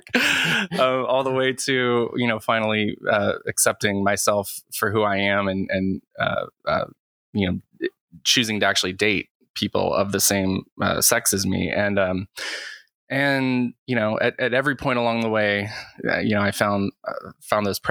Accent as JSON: {"language": "English", "region": "Western North Carolina", "country": "United States", "tie": "born or raised there", "said": "I grew up in Western North Carolina"}